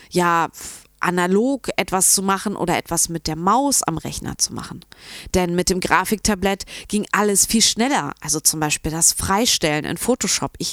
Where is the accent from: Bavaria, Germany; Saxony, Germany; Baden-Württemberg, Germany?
Bavaria, Germany; Munich; ich komme aus München.